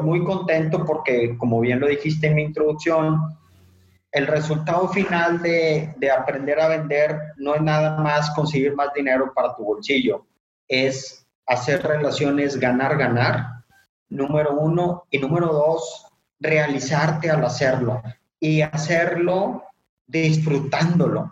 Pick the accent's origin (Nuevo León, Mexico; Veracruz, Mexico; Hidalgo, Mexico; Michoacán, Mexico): Nuevo León, Mexico; Monterrey; yo soy originario de Monterrey